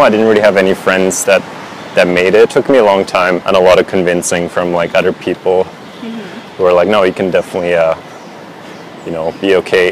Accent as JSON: {"language": "English", "country": "Switzerland", "tie": "born or raised there", "also_born_or_lived": "Vancouver, Canada", "second_language": "English", "moved": "as an adult", "said": "growing up in Switzerland"}